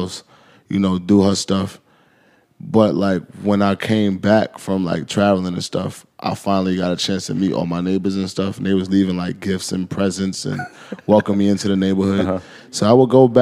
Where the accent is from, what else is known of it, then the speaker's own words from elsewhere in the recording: New York City, New York, United States; also born or lived in New Jersey; I grew up in Harlem, and then I got rich, and I stayed in Harlem